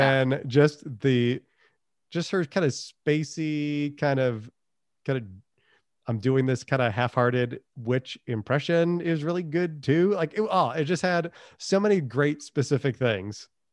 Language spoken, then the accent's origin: English; New England, United States; I'm from New England.